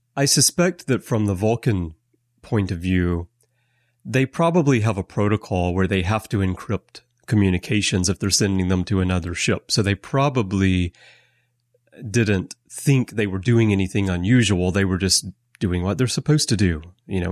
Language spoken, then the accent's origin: English; Alabama, United States; moved away as an adult; now in Japan; I have lived in Japan for twenty-five years, although I'm American, and I'm originally from Alabama.